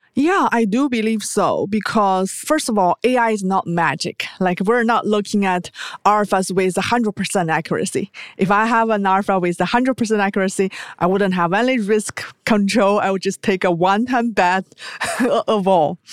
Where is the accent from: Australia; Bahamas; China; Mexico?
China; moved away as an adult; also born or lived in United States; I was born in China